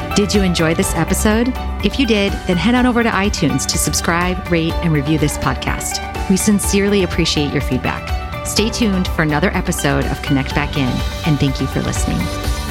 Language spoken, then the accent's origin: English; Wisconsin, United States; now in California, United States; I'm from Wisconsin